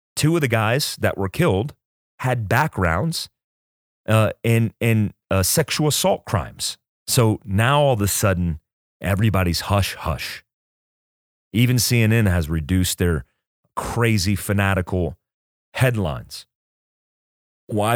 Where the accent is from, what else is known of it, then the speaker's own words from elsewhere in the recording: United States; as an American who believes in constitutional rights